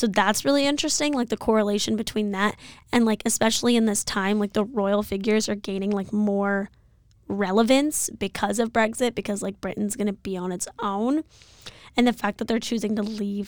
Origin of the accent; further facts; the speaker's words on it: India; As an Indian, not a huge fan of the British.